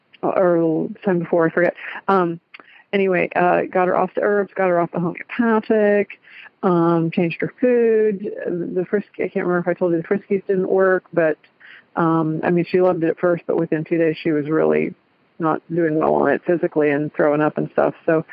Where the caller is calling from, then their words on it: Cincinnati, Ohio, United States; I'm calling from Cincinnati, Ohio.